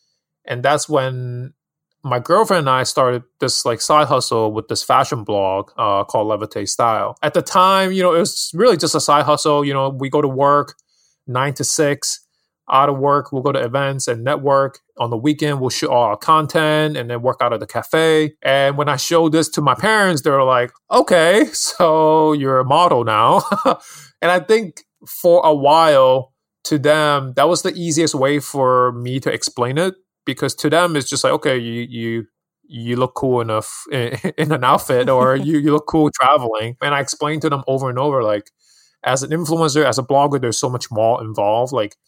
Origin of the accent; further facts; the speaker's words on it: New York City, New York, United States; also born or lived in Hong Kong; Yeah, so I'm actually born and raised in Hong Kong, and I moved to New York City in Queens when I was 10. So a New Yorker here, I grew up here.